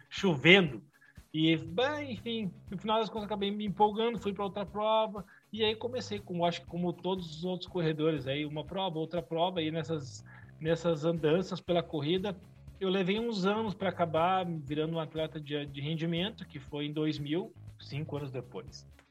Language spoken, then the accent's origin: Portuguese; Canoas, Rio Grande do Sul, Brazil; eu sou daqui de Canoas, região metropolitana, vizinha Porto Alegre.